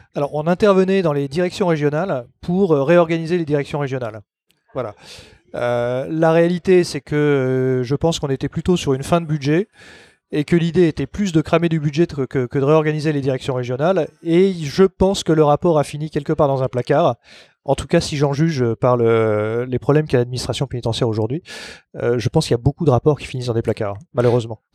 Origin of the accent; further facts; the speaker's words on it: Paris, Île-de-France, France; Je suis né à Paris, j'ai toujours vécu à Paris ou dans la proche banlieue